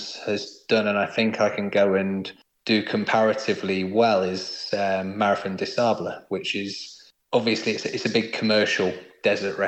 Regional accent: United Kingdom; being a Brit

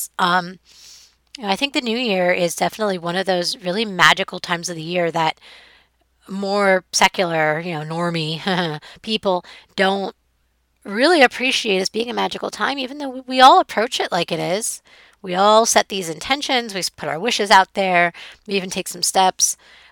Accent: New York City, New York, United States; it's New York City. It's my hometown

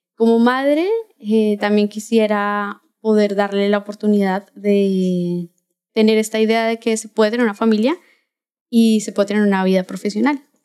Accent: Bogotá, Colombia; accent: Colombian; moved away as an adult; now in Mexico; Soy de Bogotá, Colombia. Eh, vivo aquí en México desde el año pasado

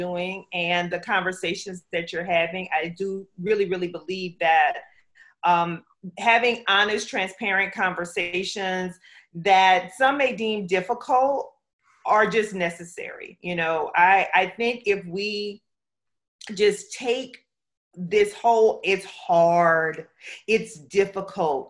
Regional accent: South Louisiana, United States; also born or lived in Pflugerville, Texas / Buford, Georgia; now in Orlando, United States; I grew up in the South. I am a Southern girl through and through. I'm from South Louisiana

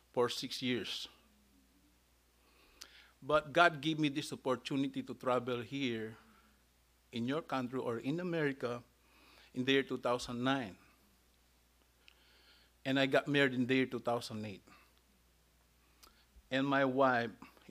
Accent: Philippines; I was born in the Philippines

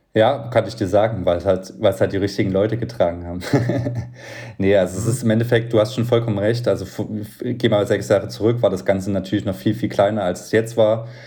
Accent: Leipzig, Saxony, Germany; also born or lived in Berlin; als äh, Leipziger ähm, mit einem Leipziger Möbelunternehmen

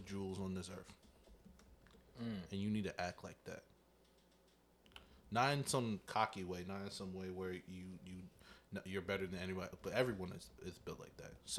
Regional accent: the South, United States; I am from the South

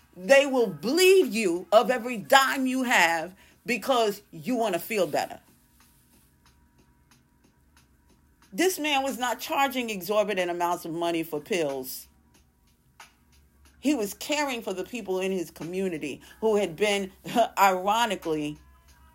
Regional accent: New York City, New York, United States; I'm from New York. Maybe it's because I'm from Brooklyn

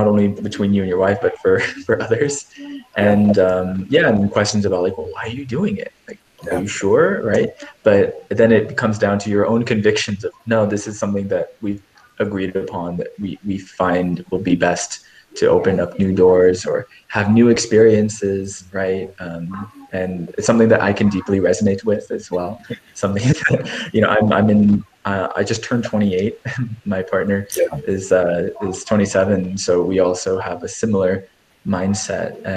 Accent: California, United States; I'm originally from California

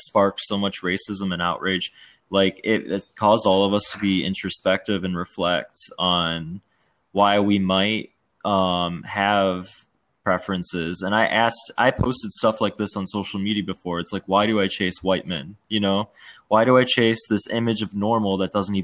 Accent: suburb outside of Chicago, Illinois, United States; also born or lived in Washington, D.C.; I was born in DC, but then, you know, grew up in a suburb outside of Chicago that was pretty white

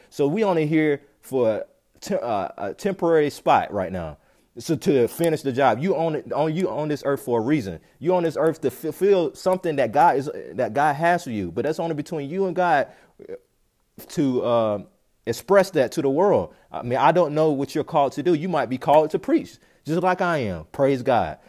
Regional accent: North Carolina, United States; moved away; also born or lived in Orlando, Florida / Tampa, Florida; I'm from North Carolina

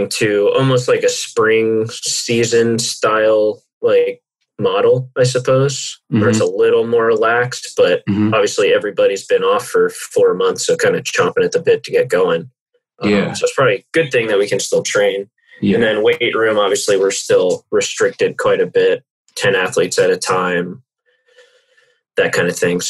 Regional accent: Houston, Texas, United States; moved away; I'm from Houston originally

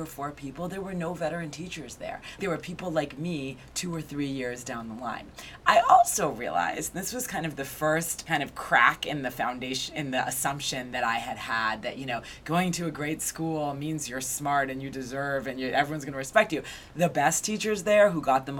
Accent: Newton, Massachusetts, United States; moved away as an adult; now in New York City, United States; I grew up in Newton, Massachusetts, which is a suburb west of Boston

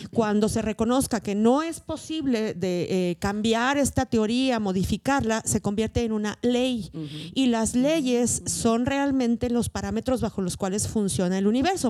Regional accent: Mexico; las personas que hablamos español, que somos mexicanas, que vivimos en un mismo contexto

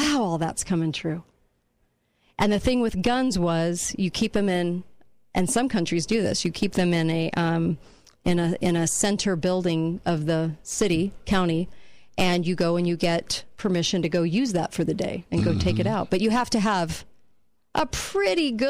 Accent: California, United States; moved away; When I grew up in California

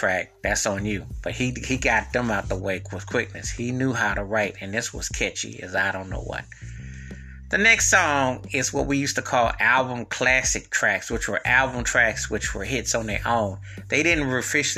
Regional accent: Buffalo, New York, United States; moved away; I'm originally from Buffalo, New York

